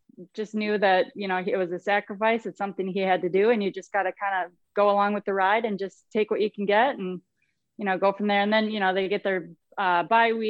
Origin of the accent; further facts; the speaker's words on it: southwest Minnesota, United States; I'm from the southwest part of the state